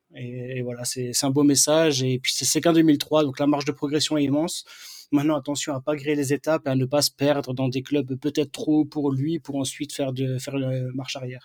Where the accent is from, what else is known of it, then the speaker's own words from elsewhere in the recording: Strasbourg, Grand Est, France; quand on est Strasbourgeois